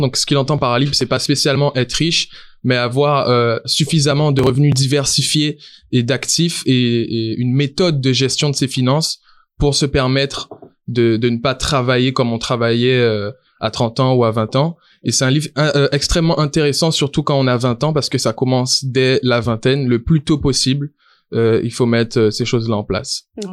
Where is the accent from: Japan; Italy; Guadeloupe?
Guadeloupe; moved away as an adult; now in Canada; Je suis originaire de la Guadeloupe